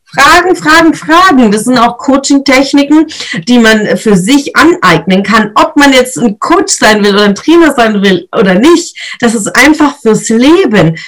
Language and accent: German; Swabia, Germany; ich bin Schwäbin, also da schafft man im Schwabenland